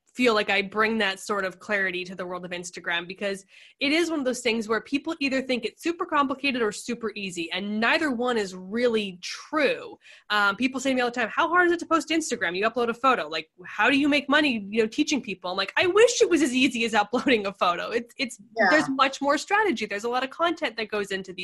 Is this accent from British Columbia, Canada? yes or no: yes; Victoria, British Columbia, Canada; moved away as an adult; also born or lived in Northern Alberta / Ottawa, Ontario; now in San Diego, United States; I was born in Northern Alberta, 6 hours north of Calgary, lived in Ottawa, Ontario, and then consider Victoria, BC to be home, which is obviously super close to Vancouver. And that's where I went to high school.